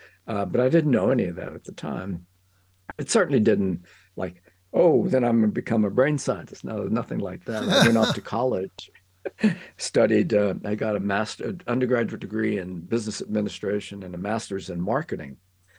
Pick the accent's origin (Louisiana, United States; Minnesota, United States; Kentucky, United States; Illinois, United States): Louisiana, United States; I'm a Cajun, yes.